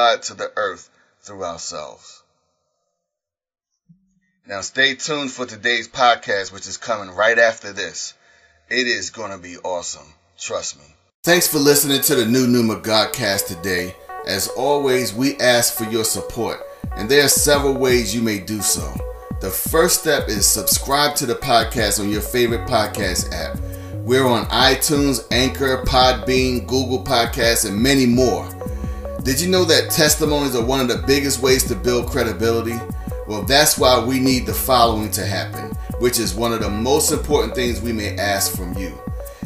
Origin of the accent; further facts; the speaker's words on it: United States; As an American